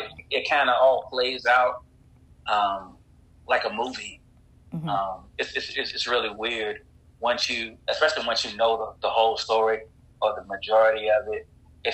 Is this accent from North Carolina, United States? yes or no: yes; North Carolina, United States; I'm from North Carolina